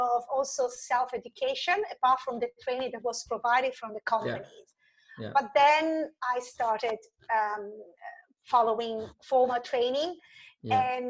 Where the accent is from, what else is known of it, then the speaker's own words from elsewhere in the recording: Italy; I grew up in Italy with a very classical education system